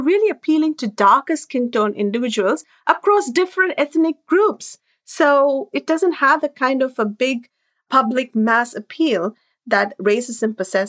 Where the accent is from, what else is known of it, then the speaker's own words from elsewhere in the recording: India; moved away as an adult; now in New York City, United States; our cross-cultural experiences, growing up in India and moving abroad in our 20s.